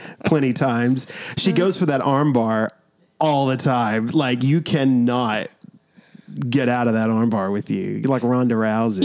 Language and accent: English; New York, United States; now in South Carolina, United States; we're from New York